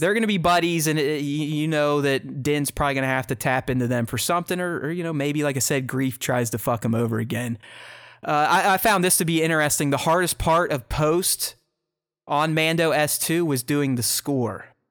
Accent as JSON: {"language": "English", "town": "Pittsburgh", "region": "Pennsylvania", "country": "United States", "tie": "born or raised there", "said": "one of my very good buddies, we grew up together in Pittsburgh"}